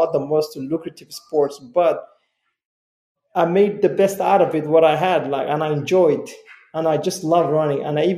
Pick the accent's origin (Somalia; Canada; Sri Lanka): Somalia; now in United States; I came from Somalia, you know, I came to this country as a refugee, came with my family